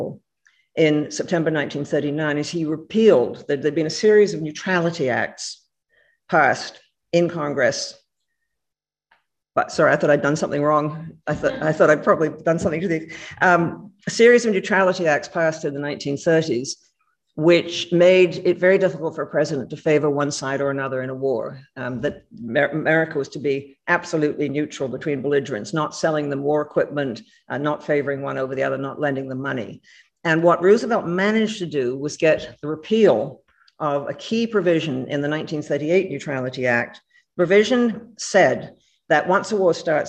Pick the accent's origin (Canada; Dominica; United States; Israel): Canada; I speak as a Canadian